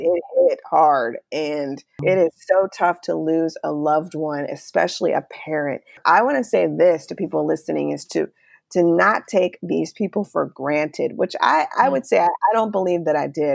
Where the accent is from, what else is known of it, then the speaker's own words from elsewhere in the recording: Charlotte, North Carolina, United States; moved away as an adult; also born or lived in Chicago / Virginia; we ended up moving to Virginia, which was about four hours away from Charlotte, my hometown.